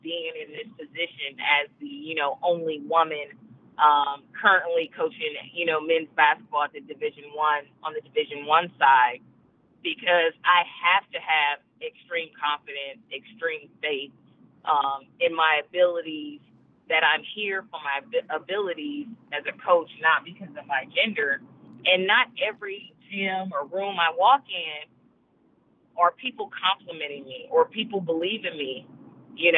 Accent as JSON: {"language": "English", "region": "California", "country": "United States", "also_born_or_lived": "Oregon", "moved": "yes", "said": "I'm from California"}